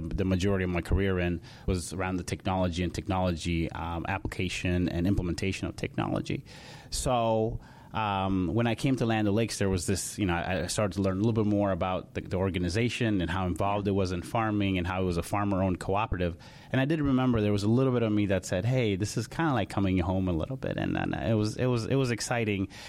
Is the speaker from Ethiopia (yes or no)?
yes; Ethiopia; also born or lived in Charlotte, North Carolina; now in Minneapolis, United States; I was born in Ethiopia, and my dad uh, farmed about 400 acres of corn, wheat, and cotton